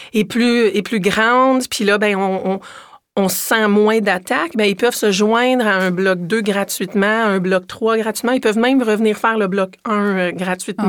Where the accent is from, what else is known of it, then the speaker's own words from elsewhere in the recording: Quebec, Canada; moved away as an adult; quand je suis revenue au Québec en 2015, je suis revenue au Québec comme directrice